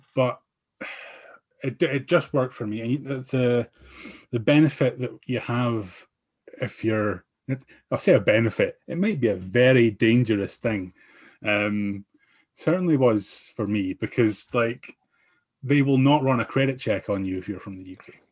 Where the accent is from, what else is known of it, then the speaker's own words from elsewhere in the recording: Aberdeen, Scotland, United Kingdom; I'm from Aberdeen